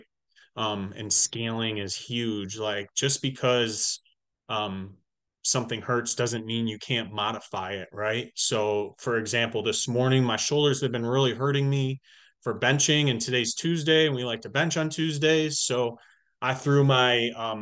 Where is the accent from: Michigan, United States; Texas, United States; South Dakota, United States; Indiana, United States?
Michigan, United States; also born or lived in Illinois; when I moved back home to Michigan from Illinois, when I was playing college ball